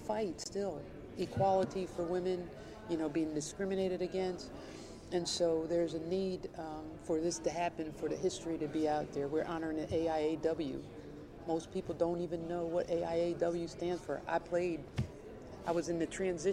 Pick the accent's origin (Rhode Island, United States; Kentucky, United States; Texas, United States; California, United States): Kentucky, United States; I'm from Kentucky. I'm a Wildcat